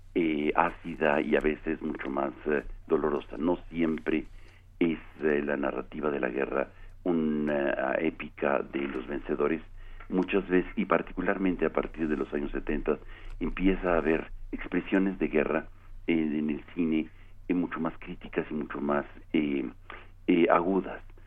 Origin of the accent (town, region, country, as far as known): Mexico